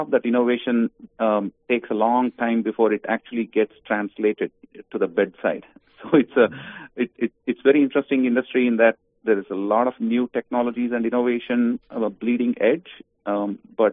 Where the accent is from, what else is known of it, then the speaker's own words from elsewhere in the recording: Bangalore, Karnataka, India; moved away as an adult; also born or lived in Virginia; now in United States; I grew up in India, Bangalore, in South India, until I was 22, and I came as a foreign student to Virginia Tech